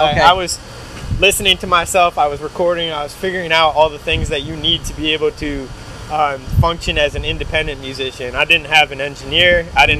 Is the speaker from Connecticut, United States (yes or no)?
yes; Connecticut, United States; moved away as an adult; also born or lived in Florida; now in Boston, United States; I was born in Connecticut.